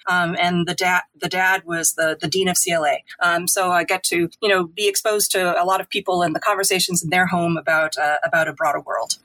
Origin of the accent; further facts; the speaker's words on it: Worcester, Massachusetts, United States; moved away as an adult; also born or lived in Cameroon / Namibia / South Africa / Mali; my hometown in Worcester